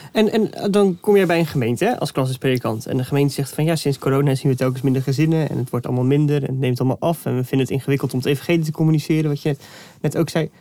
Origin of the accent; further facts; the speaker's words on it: Veluwe, Gelderland, Netherlands; Want ik ben zelf afkomstig van de Veluwe